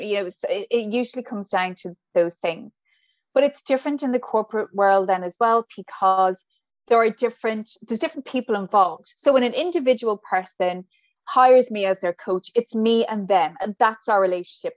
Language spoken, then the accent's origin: English; Ballinasloe, Connacht, Ireland; accent: Irish; moved away as an adult; also born or lived in Saudi Arabia; now in Brooklyn, New York, United States; I'm from Galway